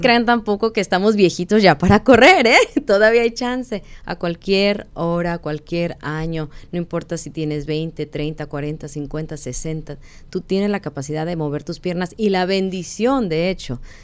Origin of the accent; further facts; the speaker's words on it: Guadalajara, Jalisco, Mexico; moved away as an adult; now in Arizona, United States; somos de Guadalajara, estamos en Arizona. La mayoría de mexicanos aquí son del norte y hablamos diferente